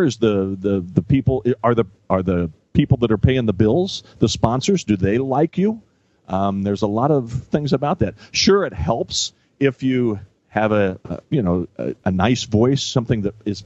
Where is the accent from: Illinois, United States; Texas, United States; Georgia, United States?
Illinois, United States; Lincoln; I'm from Lincoln, Illinois